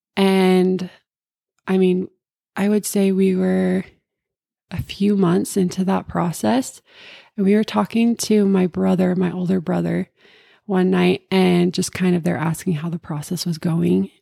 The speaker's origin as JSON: {"language": "English", "area": "Cache Valley", "region": "Utah", "country": "United States", "tie": "born or raised there", "said": "I grew up in Cache Valley my whole life"}